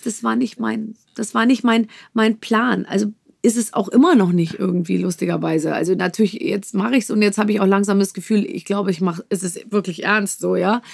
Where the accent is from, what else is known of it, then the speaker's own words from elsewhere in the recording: Munich, Bavaria, Germany; moved away as an adult; bin ich geboren in München und habe da natürlich auch 25 Jahre gelebt